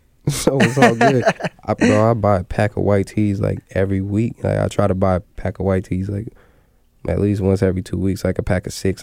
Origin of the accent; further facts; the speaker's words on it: Puyallup, Washington, United States; I grew up in the Puyallup tribe. Like, I go to the Puyallup tribe.